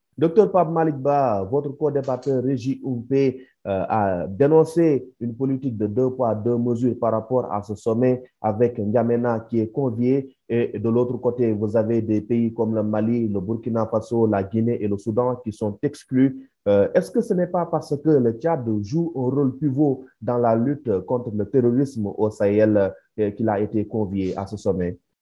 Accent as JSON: {"language": "French", "country": "Senegal", "said": "ici chez nous au Sénégal"}